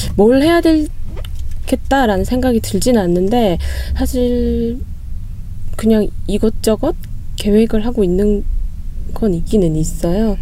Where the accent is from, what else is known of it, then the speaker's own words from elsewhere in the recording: Gumi, North Gyeongsang, South Korea; 제가 고향이 구미거든요